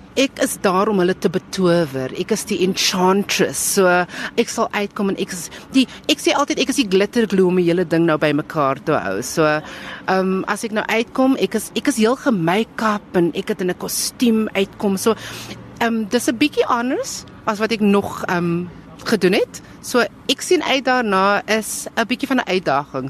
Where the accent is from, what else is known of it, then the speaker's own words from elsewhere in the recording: Cape Town, Western Cape, South Africa; ek is van Mitchells Plain, so ek praat nie dieselfde Afrikaans as die mense op 7de Laan nie